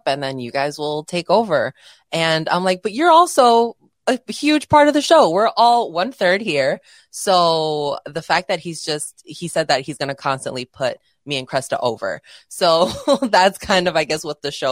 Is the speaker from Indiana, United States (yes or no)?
no; Chicago, Illinois, United States; I'm from Chicago.